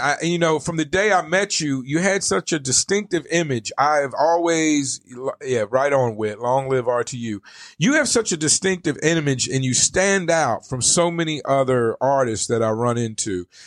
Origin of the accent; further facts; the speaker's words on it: the South, United States; now in Arizona, United States; I come from the South, and in the South, for lack of better, we we have a lot of culture